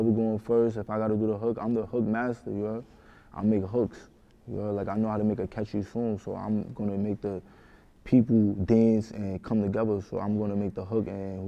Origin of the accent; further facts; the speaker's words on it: New York City, New York, United States; I'm from the Bronx